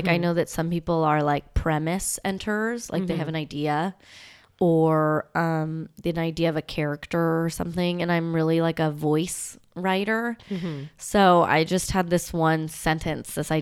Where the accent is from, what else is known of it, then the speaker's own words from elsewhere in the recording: Southern California, United States; also born or lived in Los Angeles; I grew up in Southern California